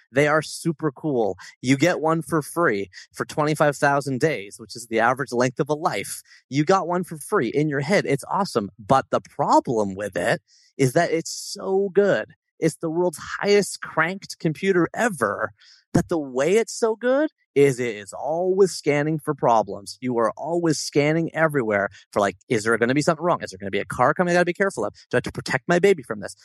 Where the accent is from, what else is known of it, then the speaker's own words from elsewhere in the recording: Toronto, Ontario, Canada; my hometown of Toronto